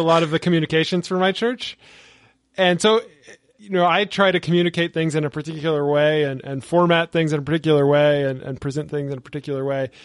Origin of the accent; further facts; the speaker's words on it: the American South, United States; I'm from the American South where churches are just on every corner